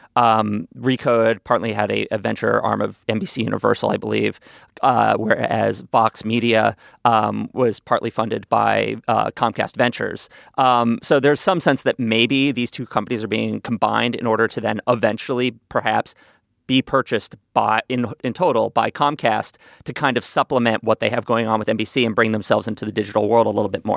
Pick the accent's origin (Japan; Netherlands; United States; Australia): United States; New York; I did have a neighbor growing up on the Upper West Side in New York